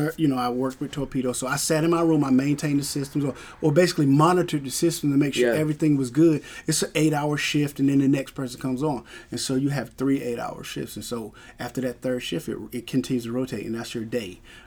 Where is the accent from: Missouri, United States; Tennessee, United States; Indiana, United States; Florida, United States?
Florida, United States; Jacksonville; Because I came from Jacksonville, Florida. Yeah, so it's snow on the ground.